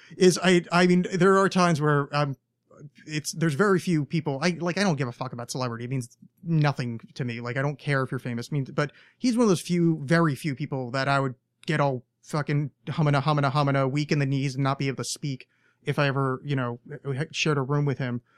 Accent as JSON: {"language": "English", "country": "United States", "said": "as an American"}